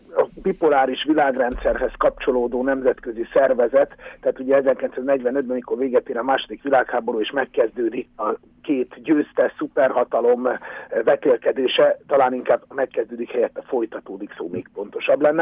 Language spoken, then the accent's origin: Hungarian; Hungary; mi nálunk nem volt autógyártás